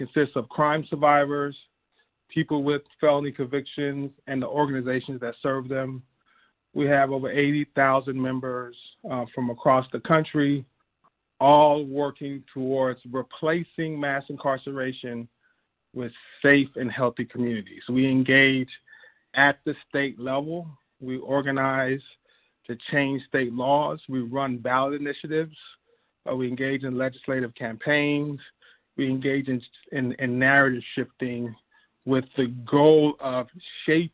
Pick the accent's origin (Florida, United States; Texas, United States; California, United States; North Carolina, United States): Texas, United States; Dallas; also born or lived in DeSoto, Texas; I grew up in Oak Cliff, Texas. I moved to a town right outside of Oak Cliff when I was 10